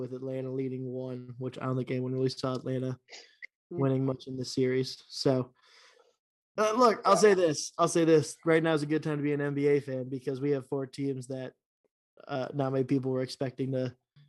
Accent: Canada; I'm Canadian too.

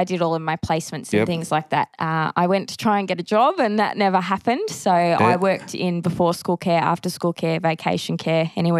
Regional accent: Keilor, Victoria, Australia; I am a Salvo girl by heart, probably not in the more traditional sense. I grew up in a place called Keilor, which is now Brimbank, which was a less traditional kind of church. So I grew up in the Army

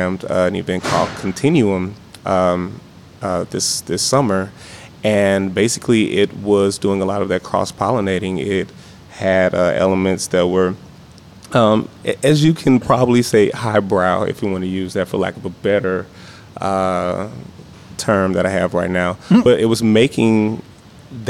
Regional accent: East St. Louis, Illinois, United States; moved away; I'm from East St. Louis originally.

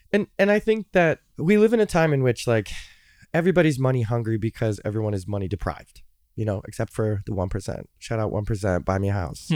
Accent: Chicago, Illinois, United States; moved away as an adult; also born or lived in Cincinnati, Ohio; I grew up in Chicago

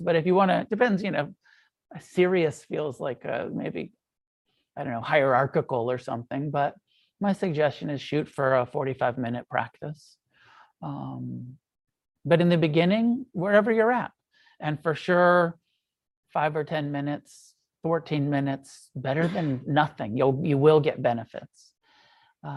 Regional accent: United States; we're American.

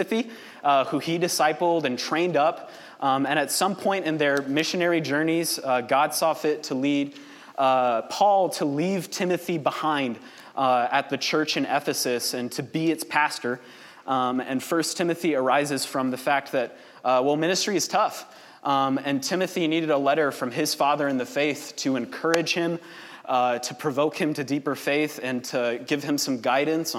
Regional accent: Kansas City, Missouri, United States; I grew up here in Kansas City, born and raised

